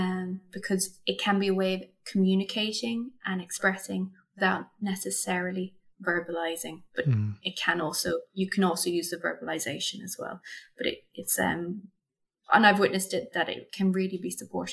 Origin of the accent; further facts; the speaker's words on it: Munster, Ireland; Sure. Okay, so I'm from County Kerry, and that's in the south of Ireland. For those who are outside of our lovely country here